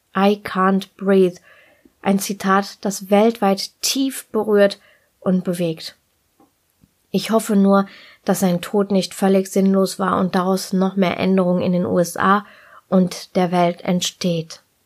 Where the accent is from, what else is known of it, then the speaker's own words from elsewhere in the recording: Ruhr area, North Rhine-Westphalia, Germany; ich bin im Ruhrgebiet geboren und groß geworden